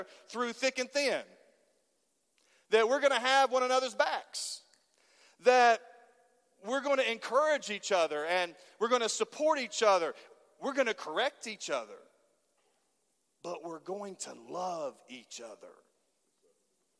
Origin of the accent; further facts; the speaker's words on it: Halls, Tennessee, United States; I was from Halls and not from East Knoxville